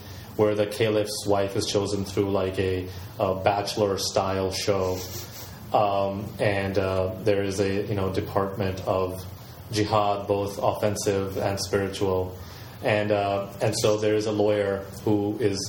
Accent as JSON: {"language": "English", "region": "the American South", "country": "United States", "tie": "born or raised there", "moved": "yes", "said": "some of my life I grew up in the American South"}